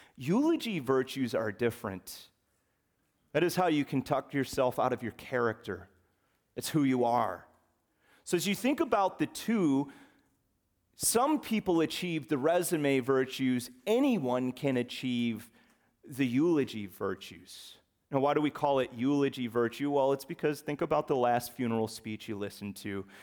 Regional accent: the North, United States; also born or lived in West Virginia; I left West Virginia at the ripe old age of six months. And I went north, past that Mason-Dixon line, and I was raised in Yankee territory.

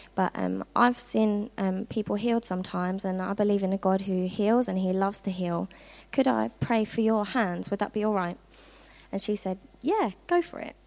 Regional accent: Worthing, South East England, United Kingdom; moved away as an adult; now in Norfolk, United Kingdom; I'm originally from Worthing, which is on the south coast of England

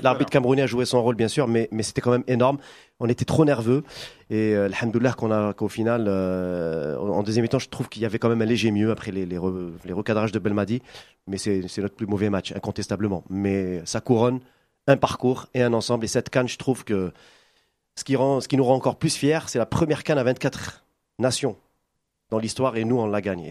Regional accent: Algeria; on a grandi ensemble euh, en Algérie

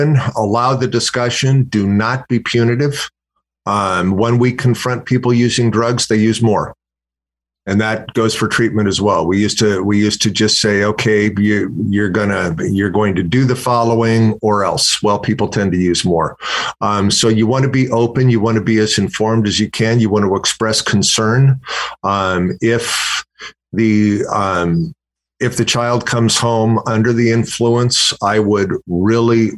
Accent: Bay Area, California, United States; I'm from the Bay Area

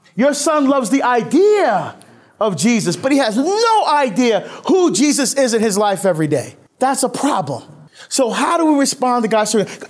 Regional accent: Barbados; moved away; originally I was born in Barbados, and that's the sport of my, of my country

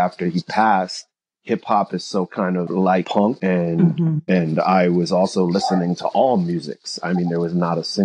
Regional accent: New York City, New York, United States; I grew up in the Bronx

